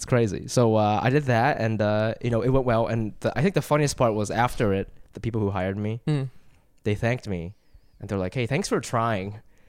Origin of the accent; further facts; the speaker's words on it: Ohio, United States; moved away; I'm from Ohio